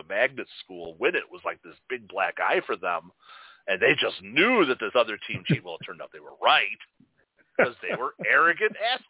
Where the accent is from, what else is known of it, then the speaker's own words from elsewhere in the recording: Chicago, Illinois, United States; That's what was, like, cool about being in the city and growing up in Chicago and going to the schools like that.